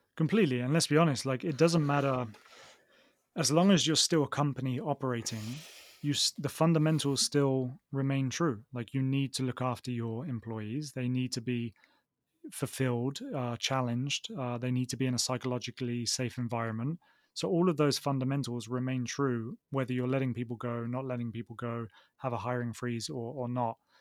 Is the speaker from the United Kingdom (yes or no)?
yes; Oxford, South East England, United Kingdom; accent: southern; moved away as an adult; also born or lived in Manchester; now in Barcelona, Spain; I'm from the UK, uh, from Oxford in the UK